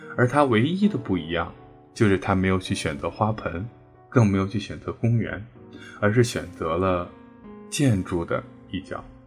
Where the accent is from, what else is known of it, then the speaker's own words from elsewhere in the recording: Beijing, China; 我是北京人，又是硕士